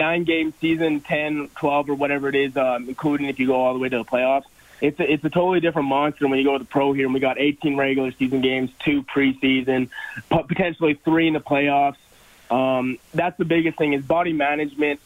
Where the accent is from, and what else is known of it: Edmonton, Alberta, Canada; born or raised there; moved away as an adult; now in Calgary, Canada